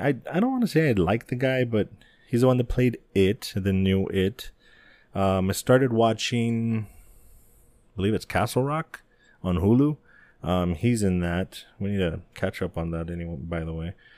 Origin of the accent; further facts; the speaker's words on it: El Paso, Texas, United States; my hometown, El Paso